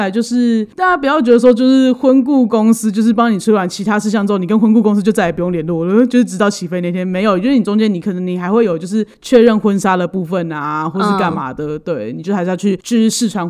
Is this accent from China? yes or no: no; Taiwan; 而且就是你要注意，我们台湾人很多人不吃牛啊。